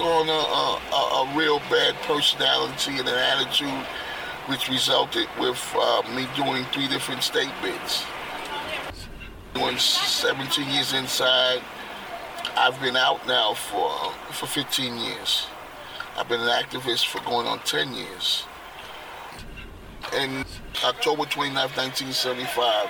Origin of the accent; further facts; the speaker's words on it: New York City, New York, United States; Born and raised in Yankee Stadium area, Highbridge, all my life